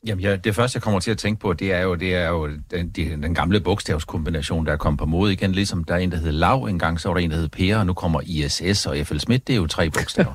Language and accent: Danish; Funen, Southern Denmark, Denmark; Fyn, hvor jeg kommer fra